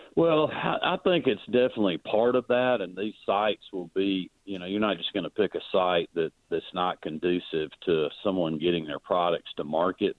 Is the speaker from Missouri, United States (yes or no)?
no; Oglethorpe County, Georgia, United States; I've spent a lot of time growing up in Oglethorpe County